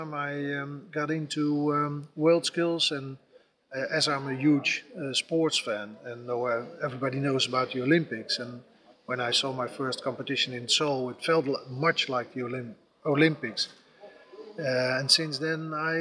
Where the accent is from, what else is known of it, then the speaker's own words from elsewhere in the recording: Netherlands; I'm from the Netherlands